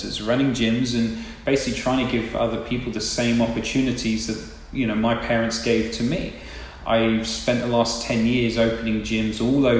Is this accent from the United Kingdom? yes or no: yes; England, United Kingdom; now in Tampa, United States; So I actually grew up in England, probably tell from my accent